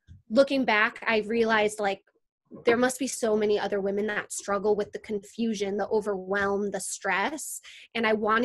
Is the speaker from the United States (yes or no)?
yes; Wisconsin, United States; moved away as an adult; also born or lived in California; I'm originally from Wisconsin